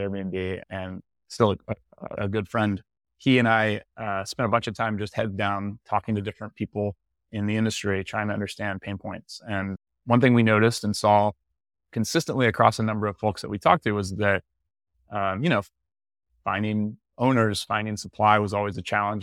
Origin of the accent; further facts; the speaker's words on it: Tallahassee, Florida, United States; also born or lived in San Francisco; now in Santa Rosa Beach, United States; I'm from Tallahassee, Florida originally